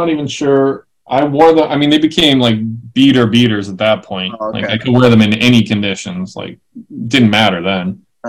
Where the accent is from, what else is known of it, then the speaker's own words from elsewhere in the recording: New York, United States; now in San Francisco, United States; Growing up in New York